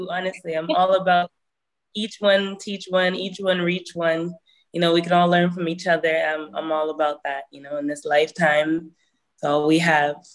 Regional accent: Hamilton, Ontario, Canada; born there; also born or lived in Toronto / Burlington / Brampton / Mississauga; I was born Hamilton, moved to Toronto. I lived in Burlington as well, Brampton, Mississauga.

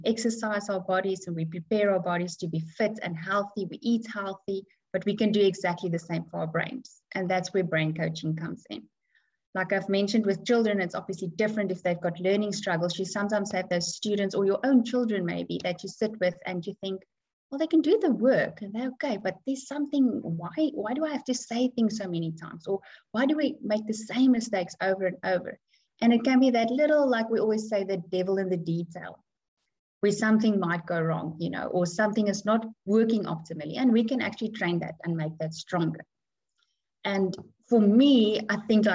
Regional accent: South Africa; moved away as an adult; now in Dubai, United Arab Emirates; I come from South Africa. We moved to Dubai for about 5 years ago, so we are in Dubai now.

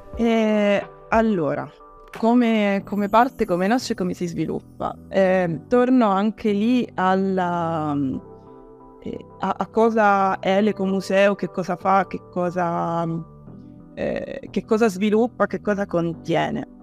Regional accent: Palermo, Sicily, Italy; moved away as an adult; sono in realtà approdata riapprodata nella mia città natale

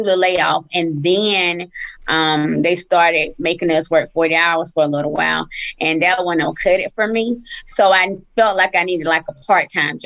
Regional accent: Columbus, Georgia, United States; also born or lived in Atlanta, Georgia; our hometown. So I'm from Columbus, Georgia

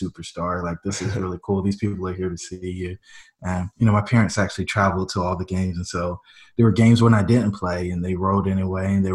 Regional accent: Fayetteville, North Carolina, United States; moved away as an adult; now in Greensboro, United States; where I grew up in Fayetteville

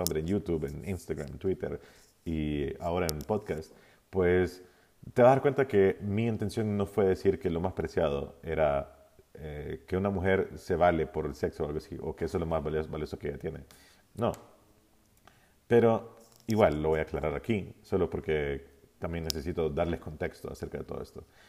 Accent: Honduras; yo soy de Honduras

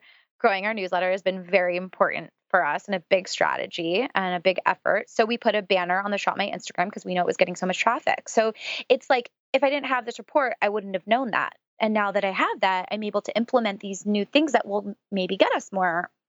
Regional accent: San Francisco, California, United States; Being from San Francisco, I grew up around Silicon Valley and a lot of, you know, just the tech world in general.

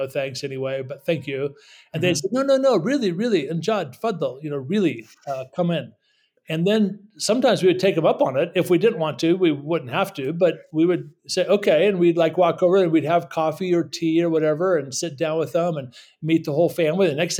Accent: United States; moved away as an adult; also born or lived in Middle East; I'm an American, I'm a Christian

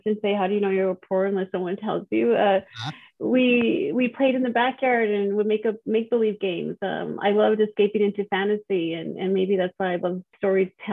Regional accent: El Paso, Texas, United States; now in California, United States; I was born in El Paso, Texas. It's a border town. I was raised in a large Hispanic family. I am Latina. I grew up with five siblings, and I currently live in California

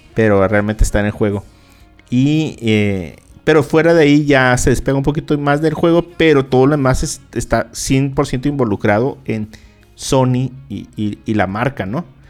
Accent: Mexicali, Baja California, Mexico; los que somos acá de Mexicali y de Baja California, de Caléxico

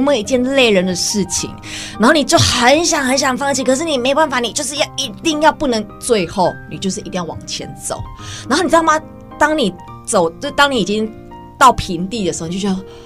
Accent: Taiwan; 我们台湾人

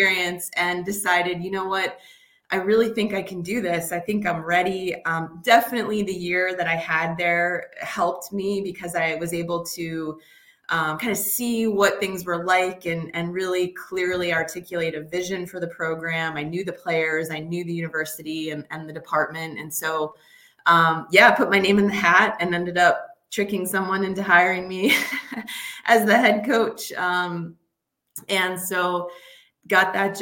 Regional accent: Massachusetts, United States; moved away as an adult; also born or lived in Michigan; I grew up in Massachusetts

